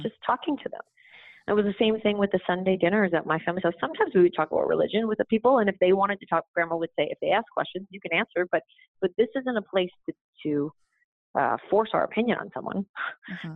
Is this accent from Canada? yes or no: yes; Canada; I grew up in Canada